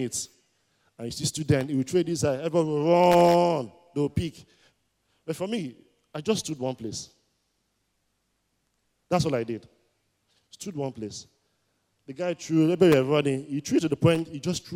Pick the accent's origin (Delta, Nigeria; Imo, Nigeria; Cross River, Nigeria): Delta, Nigeria; Warri; I grew up in Warri, and I attended Nana College in Warri.